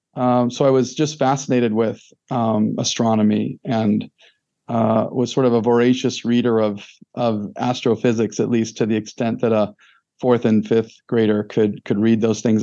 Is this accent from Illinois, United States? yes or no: yes; Fairview Heights, Illinois, United States; I'm from a little town in southern Illinois, uh, Luke called Fairview Heights, Illinois, uh, which is about 12 miles east of St. Louis, Missouri. So I consider myself uh, a little bit of a St. Louisan by by upbringing